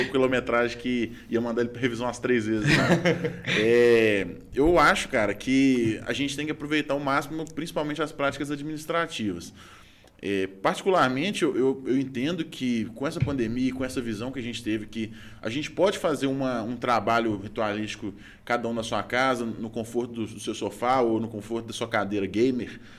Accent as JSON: {"language": "Portuguese", "town": "Belo Horizonte", "region": "Minas Gerais", "country": "Brazil", "said": "eu sou daqui"}